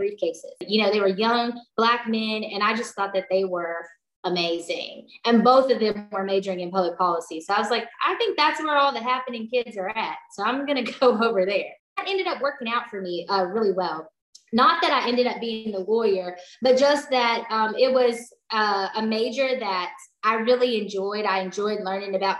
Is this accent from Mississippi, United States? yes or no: yes; Tupelo, Mississippi, United States; moved away as an adult; now in Texas, United States; growing up in Tupelo, small town, you know, but big dreams